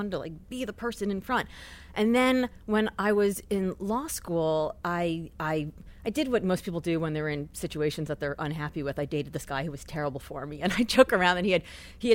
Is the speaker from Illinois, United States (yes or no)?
no; Miami, Florida, United States; I grew up in Miami